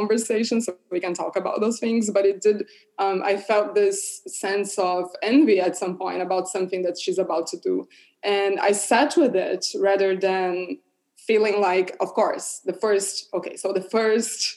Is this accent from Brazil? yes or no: yes; Brazil; moved away; I'm from Brazil